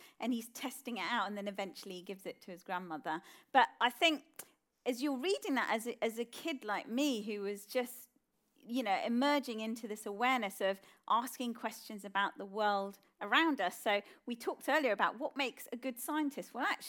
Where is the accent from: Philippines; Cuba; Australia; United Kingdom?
United Kingdom; Slough, South East England; I grew up in a house with seven people living in it. I grew up in Slough, and it was a tough childhood. There were a lot of people in our house, grandparents, my parents, my uncle, me and my sister.